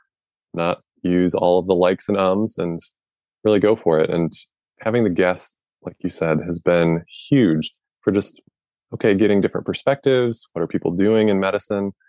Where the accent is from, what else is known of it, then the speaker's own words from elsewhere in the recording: Midwest, United States; So I grew up in the Midwest